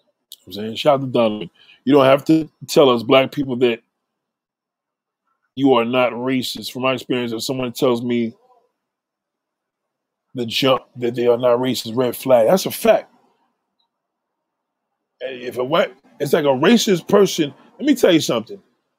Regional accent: Midland Beach, New York, United States; I grew up in Midland. I'm in Park Hill with Ruckus and the boys.

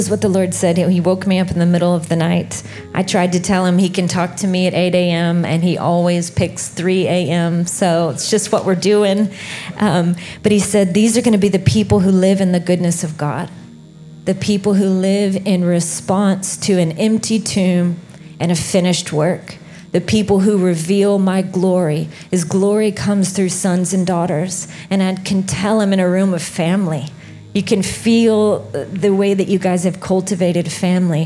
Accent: Alabama, United States; moved away as an adult; now in Redding, United States; I am originally from Alabama. So I know that my voice sounds very different. I'm from the southernmost part of America

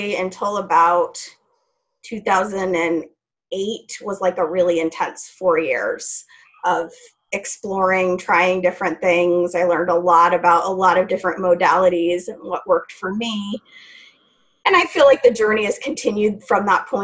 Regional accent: Idaho, United States; now in Portland, United States; I'm originally from Idaho

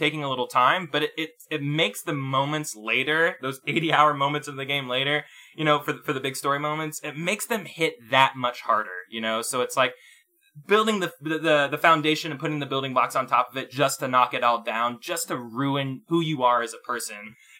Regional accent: Texas, United States; I come from Texas.

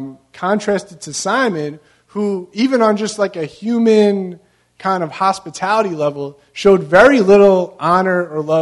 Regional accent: Long Beach, California, United States; You know, I'm originally from Long Beach, and at every single one of the ramps on the boardwalk, when you get off, there's a place for you to wash your feet off, right?

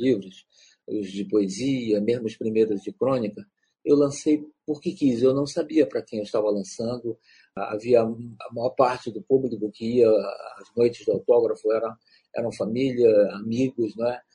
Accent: Pará, Brazil; eu sou um escritor do Pará, um escritor da Amazônia

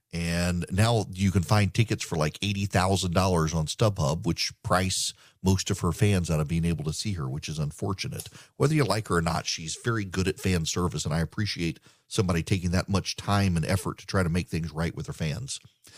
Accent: Dubai, United Arab Emirates; I grew up, never went to a concert unless you like count the opera or a Vienna Boys Choir growing up in Dubai.

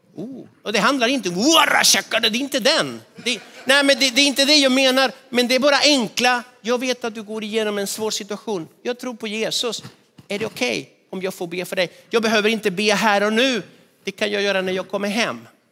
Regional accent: Argentina; moved away as an adult; now in Sweden; min hemstad i Argentina

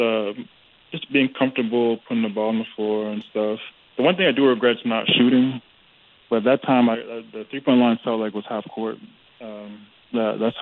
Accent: Canada; it's my home country

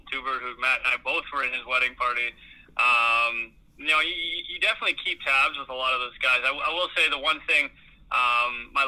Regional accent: Regina, Saskatchewan, Canada; I grew up in Regina

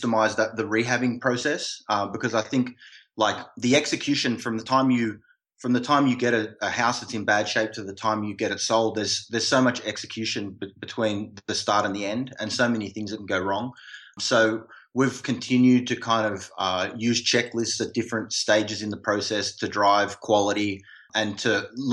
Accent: Australia; now in United States; that's my home country and I've got some people back there

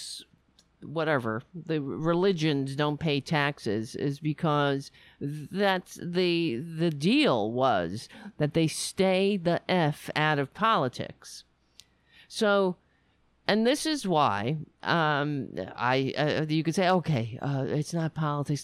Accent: United States; being an American

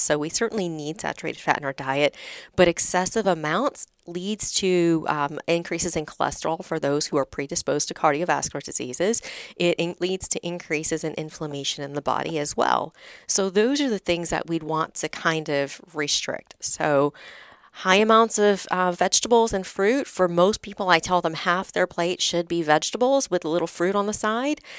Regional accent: the South, United States; I'm from the South. My dad had a shrimp boat, so I grew up on lots of fried foods

